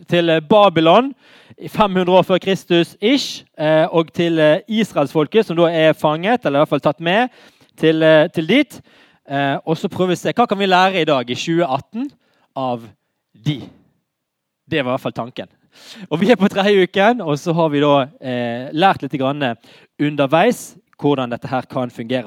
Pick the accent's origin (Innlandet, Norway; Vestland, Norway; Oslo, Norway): Vestland, Norway; Bergen; vi er bergensere